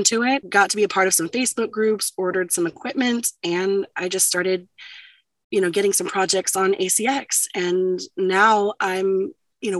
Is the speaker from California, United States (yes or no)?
no; Ohio, United States; now in Roanoke, Virginia, United States; I'm originally from Ohio